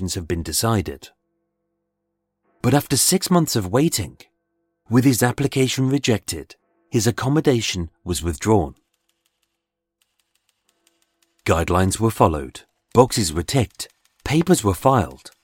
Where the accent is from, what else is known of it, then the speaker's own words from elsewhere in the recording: United Kingdom; we're British